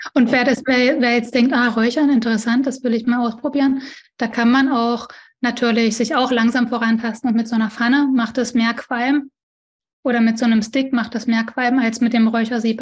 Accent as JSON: {"language": "German", "region": "East Germany", "country": "Germany", "said": "Ich bin auch ein Ossi"}